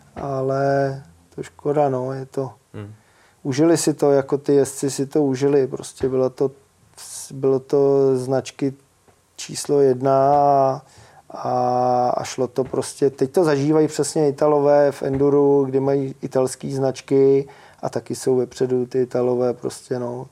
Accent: Pacov, Vysočina Region, Czechia; u nás v Pacově

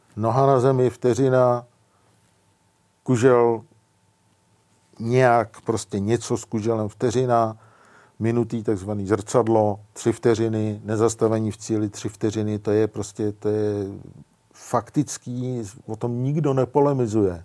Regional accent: Czechia; my jako Češi

